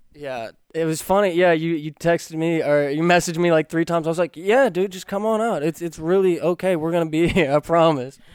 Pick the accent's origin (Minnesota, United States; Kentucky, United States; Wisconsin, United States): Kentucky, United States; moved away; I'm from Kentucky, where a handshake is as good as a contract